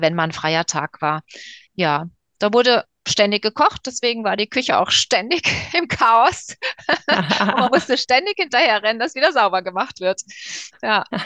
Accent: Frankfurt am Main, Hesse, Germany; Also ich komme ja eigentlich aus Frankfurt

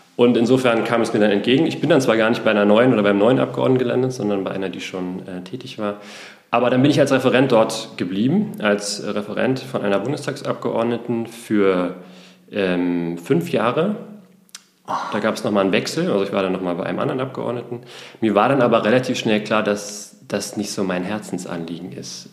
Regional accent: Berlin, Germany; gebürtiger Berliner, bin im Westberliner Plattenbau aufgewachsen

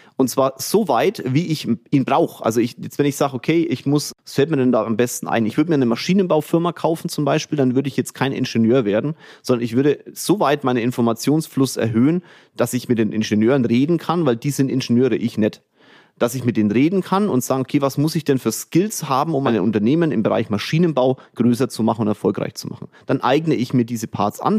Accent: Kulmbach, Bavaria, Germany; also born or lived in Bamberg; now in Munich, Germany; Kulmbach war meine Kindheit, Bamberg war meine Heimat und jetzt ist München meine Heimat

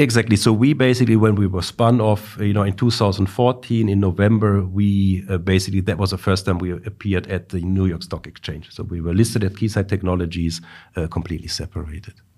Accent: Duisburg, North Rhine-Westphalia, Germany; also born or lived in Darmstadt; now in Stuttgart, Germany; I was born in Duisburg.

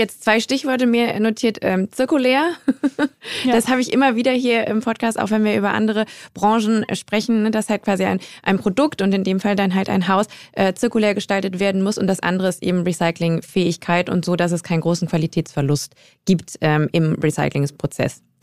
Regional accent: Germany; ich komme halt ähm, aus Westdeutschland

